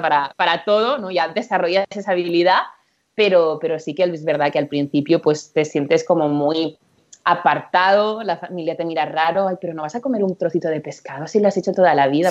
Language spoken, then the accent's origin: Spanish; Empordà, Barcelona area, Catalonia, Spain; moved away as an adult; now in United States; soy, soy de Barcelona, bueno, de Alampordá, soy de, soy de por aquí, cerquita de donde está Joan